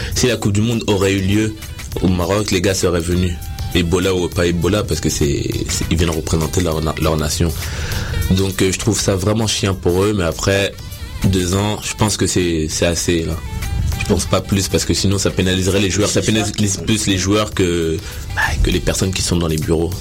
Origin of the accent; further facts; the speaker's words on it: DR Congo; on est des Congolais